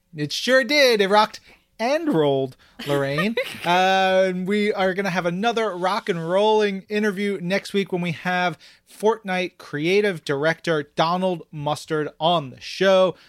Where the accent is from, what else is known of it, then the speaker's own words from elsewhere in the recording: New York, United States; I come from, I grew up in New York